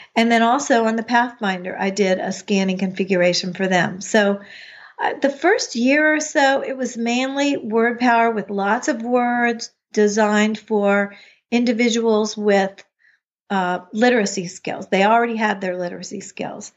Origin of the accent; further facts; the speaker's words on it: United States; moved away as an adult; also born or lived in Chapel Hill, North Carolina; I grew up outside of Washington, D C